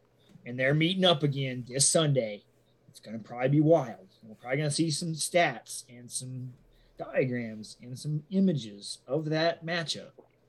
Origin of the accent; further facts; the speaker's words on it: Dallas, Texas, United States; I have my hometown team in the Cowboys.